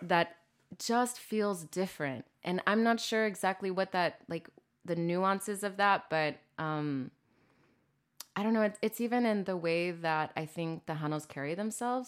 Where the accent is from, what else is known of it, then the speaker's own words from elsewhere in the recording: Corpus Christi, Texas, United States; moved away as an adult; also born or lived in San Antonio, Texas / Chicago; I'm from Corpus Christi, born and raised